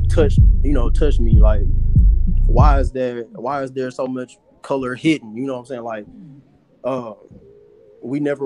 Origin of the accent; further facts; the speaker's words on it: Pine Bluff, Arkansas, United States; now in Houston, United States; my hometown, Pine Bluff